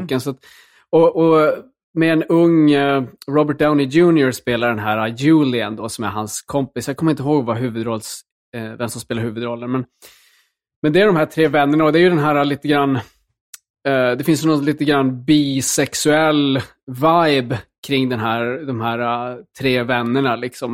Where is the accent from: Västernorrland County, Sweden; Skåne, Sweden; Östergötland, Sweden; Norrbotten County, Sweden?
Norrbotten County, Sweden; Luleå; jag växte upp i, liksom i Luleå